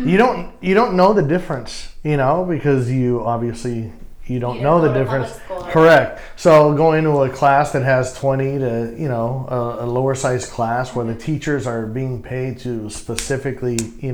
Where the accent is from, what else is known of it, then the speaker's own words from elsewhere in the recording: Los Angeles, California, United States; I was literally born right here, probably conceived here too. But no, I was born and raised in San Pedro. I was grew up in the same house my entire life up in South Shores.